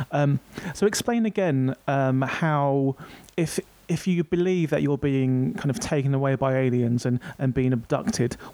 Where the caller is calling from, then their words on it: London, United Kingdom; I'm in London right now. I'm calling you from London.